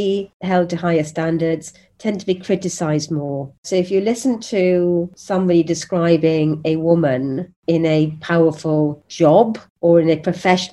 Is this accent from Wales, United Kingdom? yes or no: yes; Wales, United Kingdom; I'm a Welsh woman that's 5 foot tall